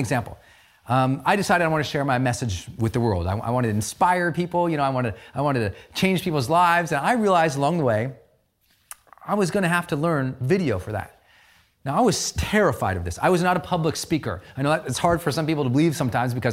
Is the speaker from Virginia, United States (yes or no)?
no; Montana, United States; moved away; I came from Montana, from an economically depressed old Irish mining town